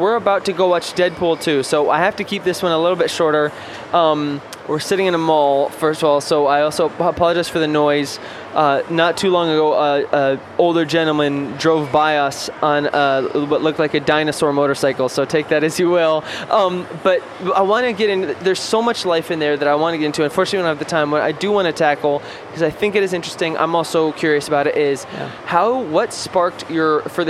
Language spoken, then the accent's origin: English; New Zealand; born there; It's not like it is where I was born in New Zealand, and so I actually went back about almost a decade ago now, which is nuts.